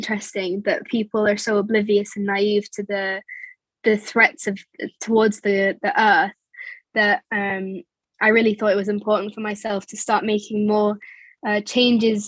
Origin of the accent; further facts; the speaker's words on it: England, United Kingdom; moved away; also born or lived in United Arab Emirates; growing up in England